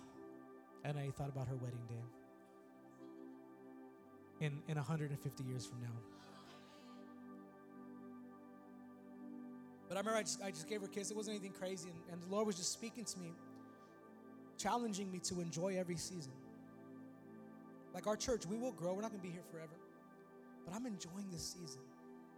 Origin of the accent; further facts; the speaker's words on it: California, United States; moved away as an adult; now in Texas, United States; we're from California